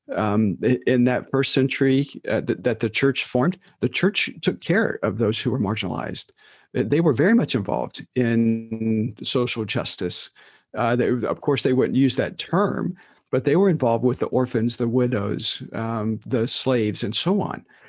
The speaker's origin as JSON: {"language": "English", "country": "United States", "said": "who we are as American evangelicals"}